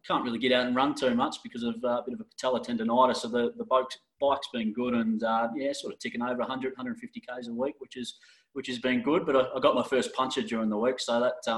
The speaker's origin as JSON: {"language": "English", "town": "Toowoomba", "region": "Queensland", "country": "Australia", "tie": "born or raised there", "said": "I grew up out in Maringaden, so just 20 minutes out of town"}